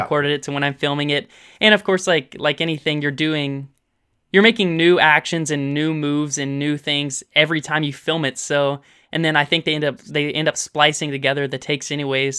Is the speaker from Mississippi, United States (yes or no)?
yes; Olive Branch, Mississippi, United States; also born or lived in Memphis, Tennessee; we moved into Mississippi